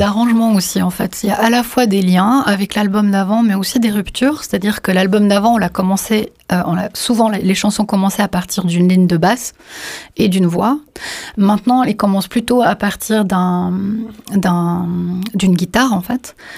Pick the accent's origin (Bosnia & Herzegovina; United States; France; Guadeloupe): Bosnia & Herzegovina; je suis né en Bosnie-Herzégovine